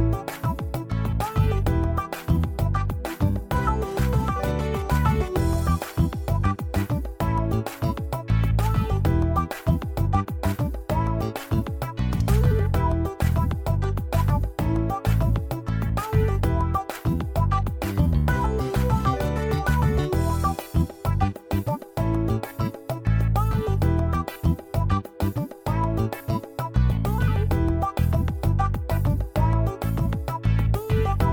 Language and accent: English; Glasgow, Scotland, United Kingdom; moved away; I'm not Irish, I'm Scottish